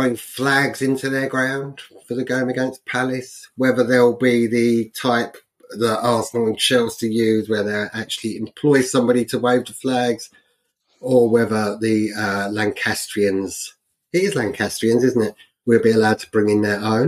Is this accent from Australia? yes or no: no; Ireland; being Irish